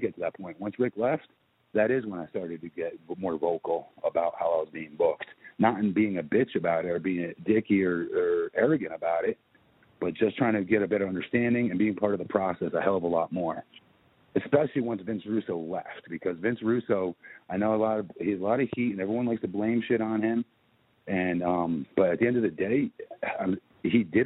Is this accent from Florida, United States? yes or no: yes; Orlando, Florida, United States; I'm from Orlando